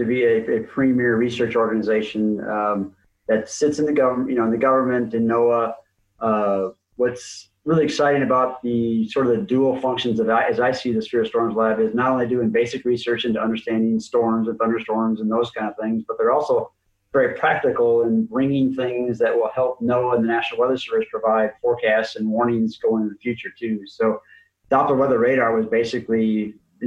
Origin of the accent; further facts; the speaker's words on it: Minneapolis, Minnesota, United States; I grew up in Minnesota, actually, and in Minneapolis, St. Paul area